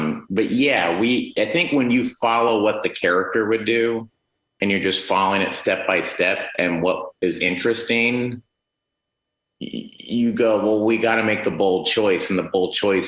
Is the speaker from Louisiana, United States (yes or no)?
no; Tulsa, Oklahoma, United States; Duffy Boudreaux is one of our writers, my best friend I grew up with in Tulsa.